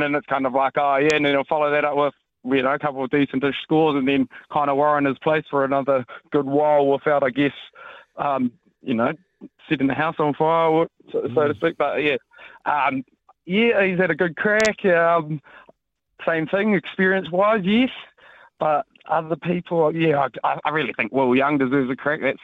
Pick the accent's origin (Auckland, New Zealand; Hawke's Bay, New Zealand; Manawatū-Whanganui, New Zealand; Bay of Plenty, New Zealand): Hawke's Bay, New Zealand; I'm from the Hawke's Bay